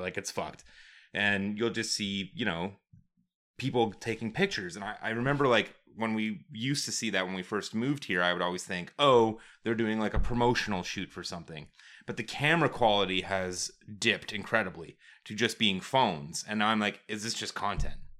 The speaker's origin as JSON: {"language": "English", "town": "Calgary", "region": "Alberta", "country": "Canada", "said": "we're from Calgary"}